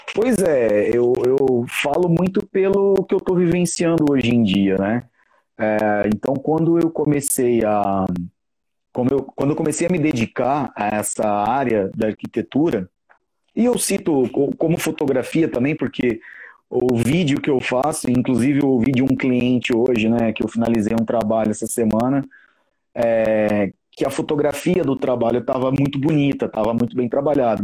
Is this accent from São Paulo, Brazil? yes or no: yes; São José do Rio Preto, São Paulo, Brazil; moved away as an adult; now in São Paulo, Brazil; eu atualmente moro em São Paulo, mas eu sou daqui de São José do Rio Preto